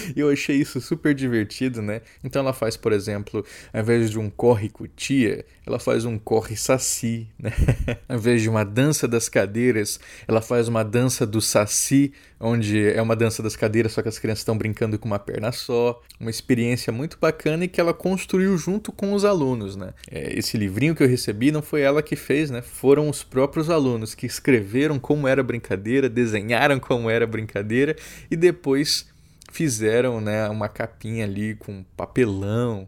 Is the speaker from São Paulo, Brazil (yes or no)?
no; Campo Grande, Mato Grosso do Sul, Brazil; em Campo Grande, na minha cidade natal